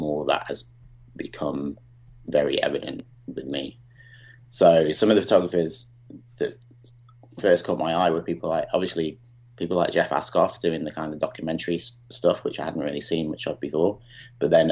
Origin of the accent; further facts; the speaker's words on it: Chester, North West England, United Kingdom; also born or lived in Birmingham; now in Montreal, Canada; I'm from Chester originally, but lived in Birmingham for 25 years.